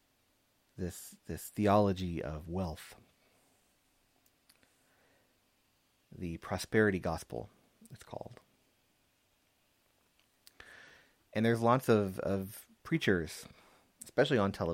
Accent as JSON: {"language": "English", "town": "San Antonio", "region": "Texas", "country": "United States", "tie": "born or raised there", "said": "Growing up in San Antonio"}